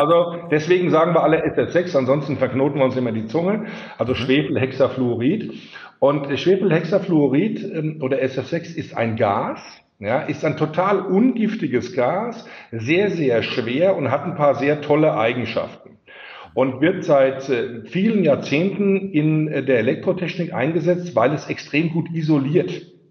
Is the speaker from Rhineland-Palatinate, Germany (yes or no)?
yes; Rhineland-Palatinate, Germany; accent: Palatinate dialect; vielleicht hört man es auch so ein bisschen an meinem Dialekt raus. Das ist auch so die, die Ecke, wo ich herkomme. Ich wohne also in der Pfalz. Ich bin ein Pelzer.